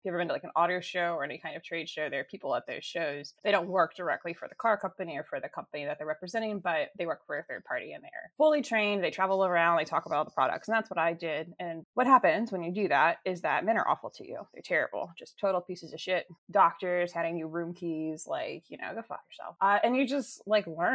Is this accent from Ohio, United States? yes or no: no; Alexandria, Virginia, United States; moved away as an adult; also born or lived in Fairfax County, Virginia / Maryland; I grew up in Alexandria City, and then I went to high school in Fairfax County.